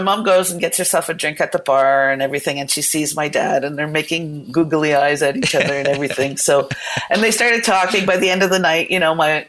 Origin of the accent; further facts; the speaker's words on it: Toronto, Ontario, Canada; we were raised in Toronto.